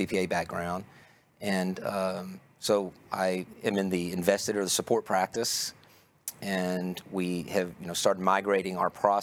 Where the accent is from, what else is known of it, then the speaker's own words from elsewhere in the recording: Longview, Texas, United States; accent: Texas; also born or lived in Houston, Texas; I was born in Houston, and I lived there until I was nine, and then we moved to Longview, Texas, in East Texas. So I know I have kind of a Texas accent, but that's where it comes from